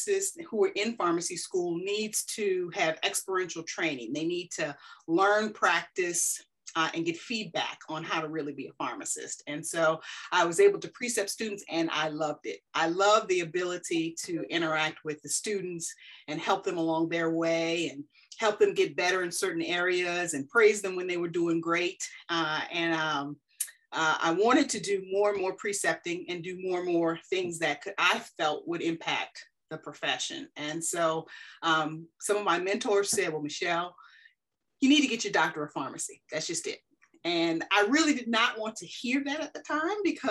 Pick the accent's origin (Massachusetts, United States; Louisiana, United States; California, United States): Louisiana, United States; New Orleans; moved away as an adult; also born or lived in Charleston; I was born and raised in New Orleans